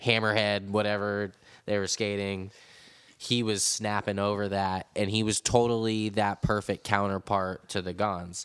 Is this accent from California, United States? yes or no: yes; San Francisco, California, United States; growing up in San Francisco with all these amazing legendary spots everywhere